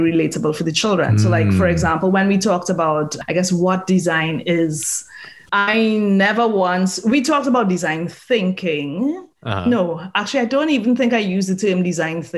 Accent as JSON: {"language": "English", "country": "Trinidad & Tobago", "moved": "yes", "said": "I'm from Trinidad. So I'm Trinidadian."}